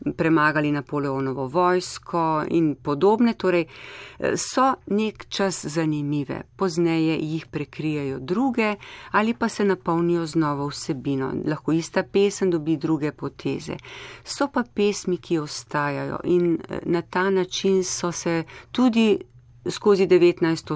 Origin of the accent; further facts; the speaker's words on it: Slovenia; smo imeli Slovenci v preteklosti to izročilo